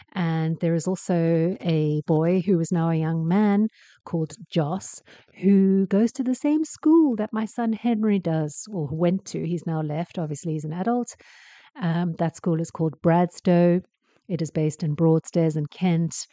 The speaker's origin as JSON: {"language": "English", "country": "South Africa"}